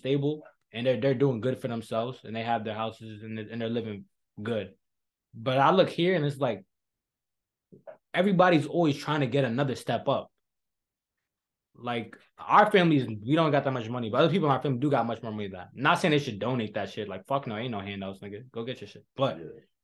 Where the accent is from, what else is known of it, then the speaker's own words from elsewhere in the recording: Hartford, Connecticut, United States; also born or lived in Trinidad; I grew up in Connecticut. But like, thankfully, like my school is really pure Jamaicans. Like Hartford is heavily Jamaicans and Caribbeans